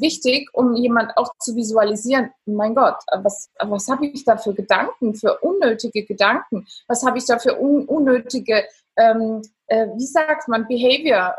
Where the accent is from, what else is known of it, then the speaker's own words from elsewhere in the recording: Italy; ich bin Italienerin